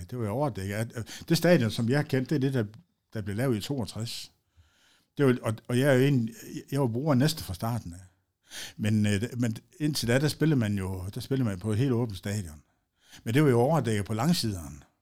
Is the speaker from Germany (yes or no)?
no; Aalborg, North Denmark Region, Denmark; Og jeg er født, ja, i Sundby